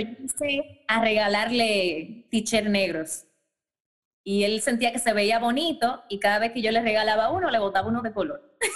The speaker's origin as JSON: {"language": "Spanish", "country": "Dominican Republic", "tie": "born or raised there", "moved": "yes", "said": "yo me fui de mi casa, yo me mudé muy joven, que es raro en República Dominicana, yo me independicé a los 18 años"}